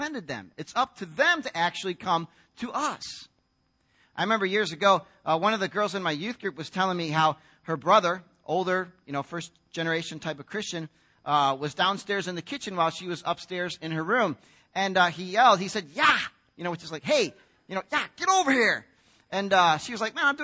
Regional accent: United States; as an American guy

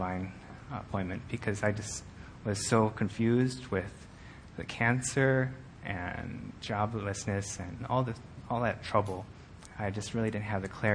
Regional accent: Buffalo Grove, Illinois, United States; I grew up in Buffalo Grove, and I've made my home here in Illinois from all my life

